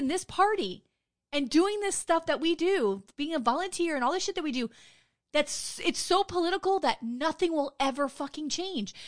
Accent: Wilton Manors, Florida, United States; I grew up in Wilton Manors, it's a city here in Broward County

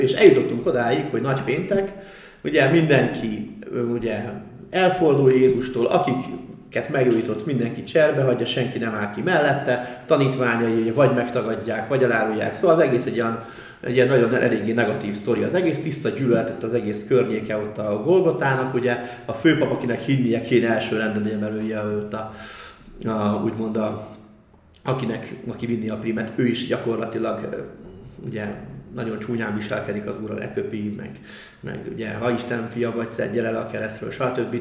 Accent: Budapest, Hungary; also born or lived in Budafok / Tiszakeszi; Csepelen laktunk ugye jó részét a gyerekkoromban

